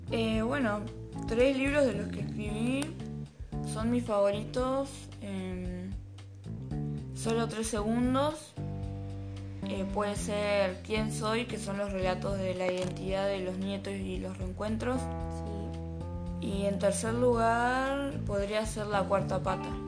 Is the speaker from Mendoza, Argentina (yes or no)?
no; Buenos Aires, Argentina; also born or lived in Bahía Blanca; Yo nací en Bahía Blanca y cuando era chica me, me mudé a Buenos Aires y acá me crié.